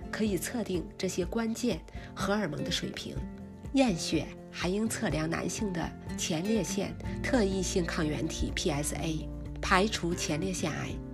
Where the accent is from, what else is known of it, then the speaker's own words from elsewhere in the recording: China; 我们中国人喜欢喝茶